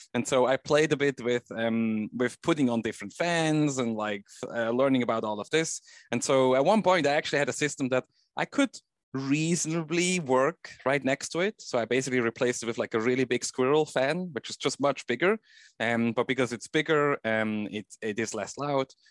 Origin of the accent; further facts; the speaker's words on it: Switzerland; I grew up in Switzerland